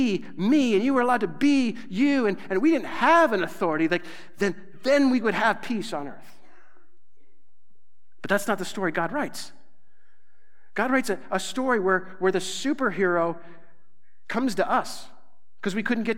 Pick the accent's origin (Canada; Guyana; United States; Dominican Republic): United States; Nebraska; I'm from Nebraska